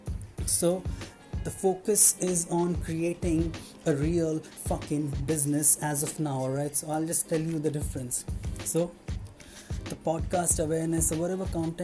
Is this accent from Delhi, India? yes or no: no; Mumbai, Maharashtra, India; I'm from Mumbai